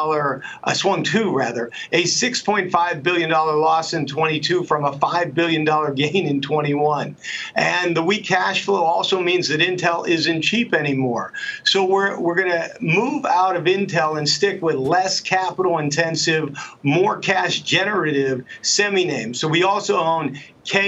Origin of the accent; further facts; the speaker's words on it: Pittsburgh, Pennsylvania, United States; I'm from Pittsburgh